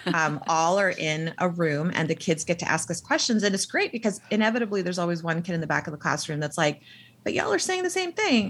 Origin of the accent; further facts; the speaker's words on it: United States; also born or lived in Pakistan (ancestry); I was born here